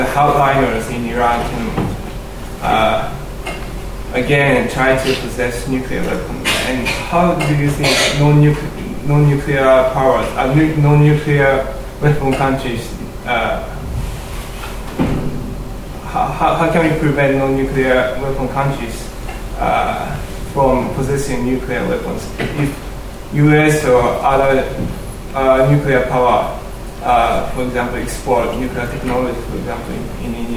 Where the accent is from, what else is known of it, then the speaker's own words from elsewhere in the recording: Japan; I'm also from Japan